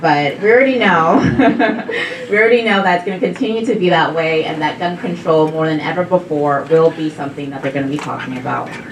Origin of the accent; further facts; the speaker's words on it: Texas, United States; my home state of Texas